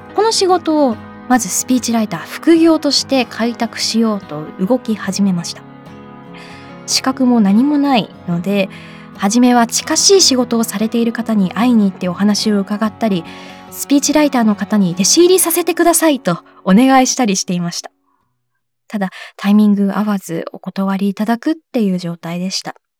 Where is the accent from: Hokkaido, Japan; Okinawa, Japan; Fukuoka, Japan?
Hokkaido, Japan; Sapporo; moved away; 地元私札幌なんですけれども